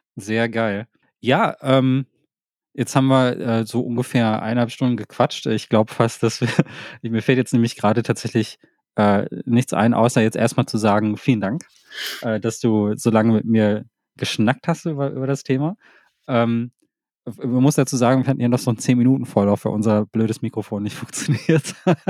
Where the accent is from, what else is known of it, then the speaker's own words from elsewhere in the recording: Thailand; also ich komme aus Thailand